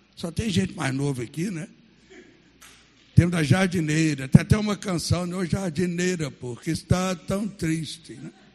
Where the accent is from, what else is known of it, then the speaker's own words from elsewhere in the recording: Baldim, Minas Gerais, Brazil; moved away; Aí, aonde eu nasci, que chama até hoje São Vicente, é o município de uma cidade chamada Baldim. É, perto de Sete Lagoas, 40 quilômetros, onde eu nasci.